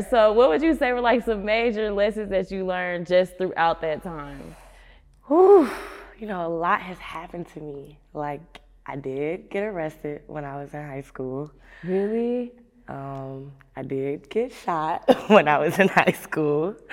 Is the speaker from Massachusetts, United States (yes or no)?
no; Maryland, United States; So I am from Anne Arundel County. A lot of people don't know where that is. It's close to Baltimore, and it's still close to DC too.